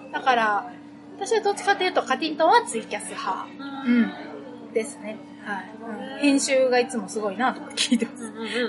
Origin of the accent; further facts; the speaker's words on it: Okayama, Japan; accent: Okayama dialect; 私は岡山県出身だと